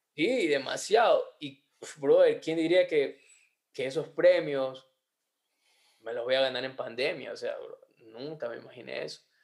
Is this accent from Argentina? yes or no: no; Ecuador; somos ecuatorianos